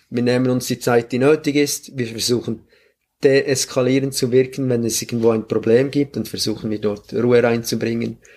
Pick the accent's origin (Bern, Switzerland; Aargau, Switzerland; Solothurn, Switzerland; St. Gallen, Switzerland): Solothurn, Switzerland; Grenchen; Ich bin auch in Grenchen groß geworden und dort war alles sehr professionell und sehr strukturiert.